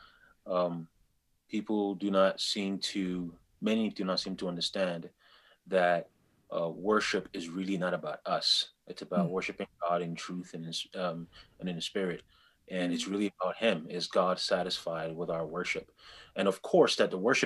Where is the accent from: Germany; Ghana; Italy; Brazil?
Ghana; As a Ghanaian, I know that historically we were pagans